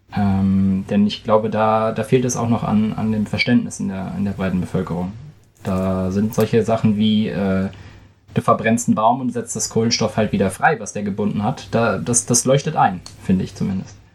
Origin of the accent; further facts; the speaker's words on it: Germany; ich als Deutscher